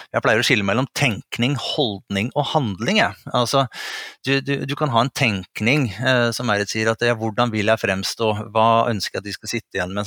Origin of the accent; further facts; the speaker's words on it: Norway; vi i Norge